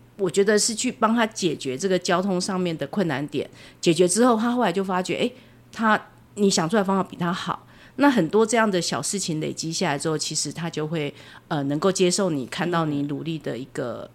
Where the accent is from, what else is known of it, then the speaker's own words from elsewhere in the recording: Changhua County, Taiwan; moved away; 我在台中边缘的城市长大的，比较乡下的地方